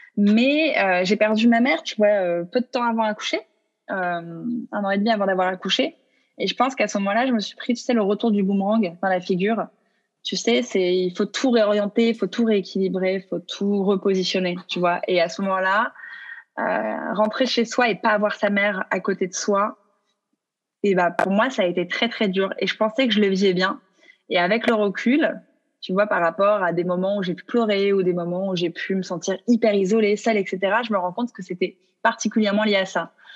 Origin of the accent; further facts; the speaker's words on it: Mediterranean, France; on est français